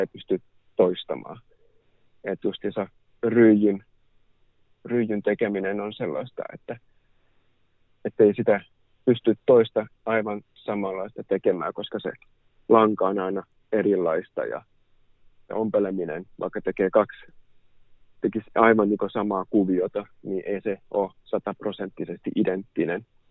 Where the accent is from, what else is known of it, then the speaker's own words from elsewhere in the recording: Helsinki, Uusimaa, Finland; olen helsinkiläinen kuvataiteilija